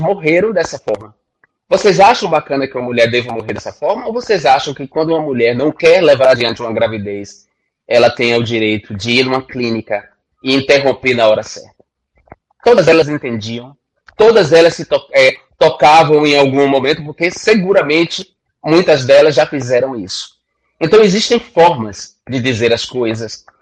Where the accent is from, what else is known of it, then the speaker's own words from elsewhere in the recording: Northeast Region, Brazil; venho do Nordeste, venho da extrema pobreza